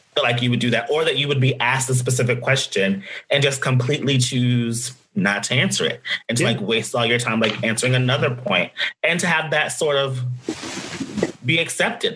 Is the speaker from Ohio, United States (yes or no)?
no; Nashville, Tennessee, United States; my hometown of Nashville